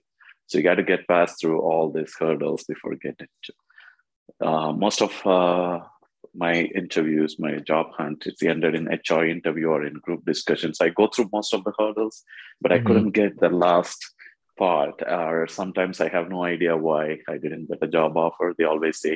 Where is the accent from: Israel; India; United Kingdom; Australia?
India; moved away as an adult; also born or lived in Kuwait; now in Canada; I'm from India. I'm a computer science engineering graduate from India.